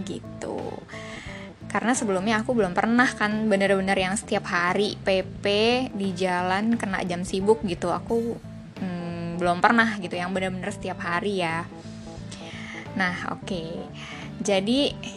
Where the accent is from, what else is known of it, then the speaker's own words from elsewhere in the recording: Jakarta, Indonesia; dari kecil tinggal di Jakarta